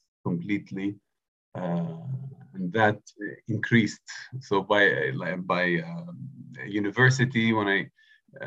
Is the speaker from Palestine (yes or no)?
yes; Bethlehem, West Bank, Palestine; moved away as an adult; also born or lived in Jerusalem; now in Cambridge, United Kingdom; So I was born in Jerusalem, bred in Bethlehem. That makes me a Bethlehemite